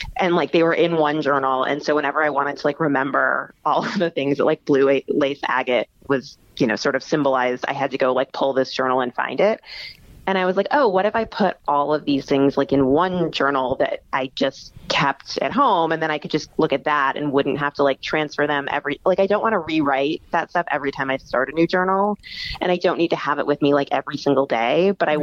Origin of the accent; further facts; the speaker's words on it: Midwest, United States; also born or lived in Texas; now in New York, United States; I'm from the Midwest, and then I lived in Texas